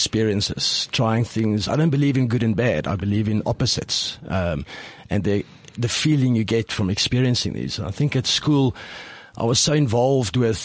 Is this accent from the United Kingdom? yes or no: no; Pretoria, Gauteng, South Africa; first language Afrikaans; English is a second language; very conservative, Afrikaans-speaking, little lighty in Pretoria